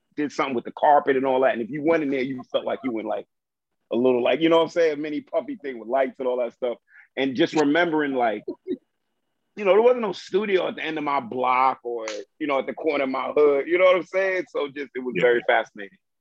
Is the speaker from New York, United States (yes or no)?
yes; New York City, New York, United States; I grew up in Brooklyn